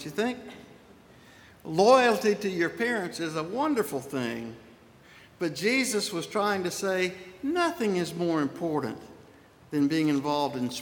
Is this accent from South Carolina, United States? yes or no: yes; Spartanburg, South Carolina, United States; born or raised there; moved away as an adult; also born or lived in Irmo, South Carolina / Saluda, South Carolina / Edgefield, South Carolina